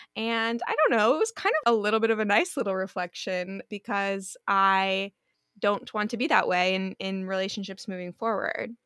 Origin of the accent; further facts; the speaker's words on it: East Coast, United States; now in Los Angeles, United States; I'm from the East Coast